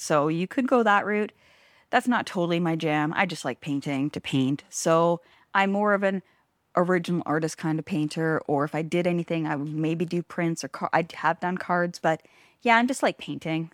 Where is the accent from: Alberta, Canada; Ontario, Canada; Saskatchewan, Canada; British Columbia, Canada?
British Columbia, Canada; Langley; also born or lived in Hope; now in Smithers, Canada